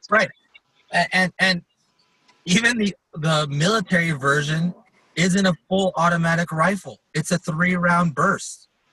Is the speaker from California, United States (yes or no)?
yes; Los Angeles, California, United States; moved away as an adult; now in Colorado Springs, United States; I grew up in Los Angeles, so I grew up in that environment